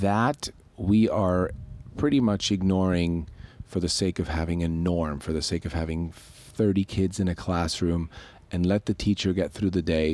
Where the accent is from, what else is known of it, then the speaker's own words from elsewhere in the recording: Switzerland; now in United States; I grew up in Switzerland